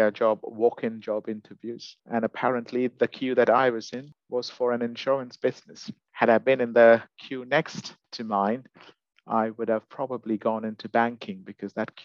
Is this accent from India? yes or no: yes; India; moved away as an adult; now in United Kingdom; I'm originally from India, and I've only lived in the UK for about a decade now.